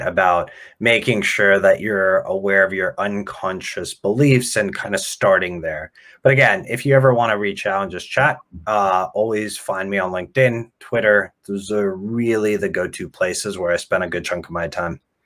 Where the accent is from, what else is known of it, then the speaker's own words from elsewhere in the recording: Ukraine; now in United States; I was born in Ukraine